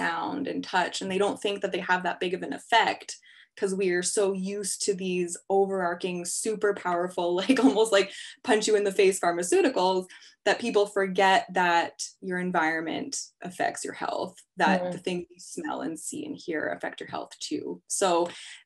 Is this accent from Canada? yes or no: yes; Canada; I'm Canadian